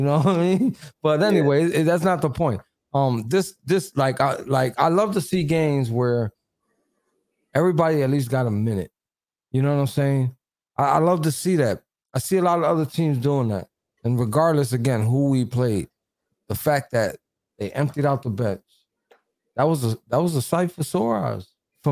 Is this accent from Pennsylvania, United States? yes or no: yes; Philadelphia, Pennsylvania, United States; I'm from Philly.